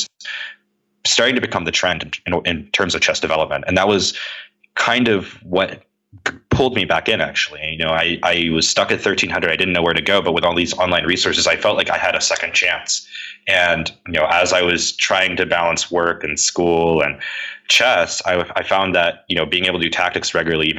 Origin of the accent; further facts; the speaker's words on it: Henrico County, Virginia, United States; I grew up in Henrico County, so I got to meet a lot of people from the West End